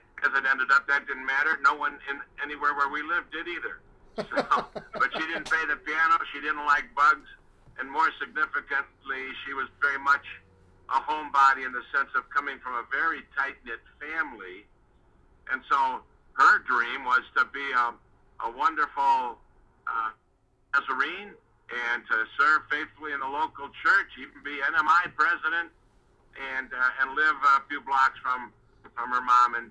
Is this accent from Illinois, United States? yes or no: yes; Chicago, Illinois, United States; also born or lived in Manzini, Swaziland; I grew up in Chicago, I was born in Manzini, Swaziland